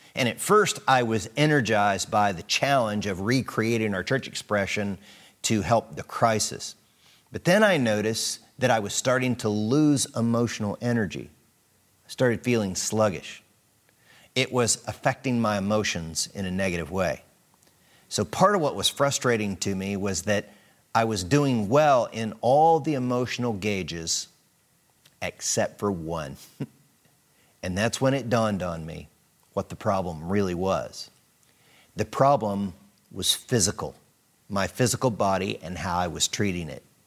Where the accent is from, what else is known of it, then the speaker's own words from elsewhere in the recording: United States; growing up in America